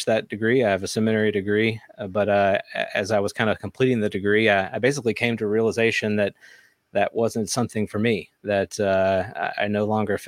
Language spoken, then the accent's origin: English; the South, United States; I grew up in the South.